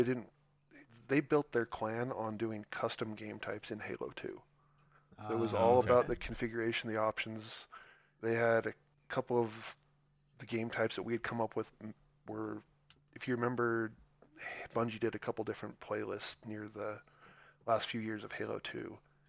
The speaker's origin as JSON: {"language": "English", "town": "Kwajalein", "country": "Marshall Islands", "tie": "born or raised there", "said": "I grew up outside the United States on a small island called Kwajalein."}